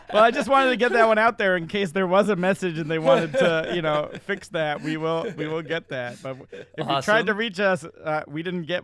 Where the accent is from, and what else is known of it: Massachusetts, United States; born or raised there